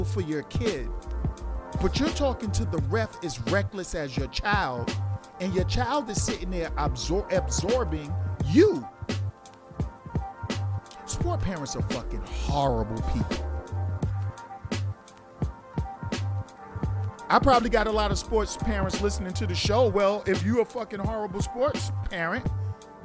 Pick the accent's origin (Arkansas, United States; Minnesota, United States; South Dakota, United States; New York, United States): New York, United States; New York City; I grew up in New York City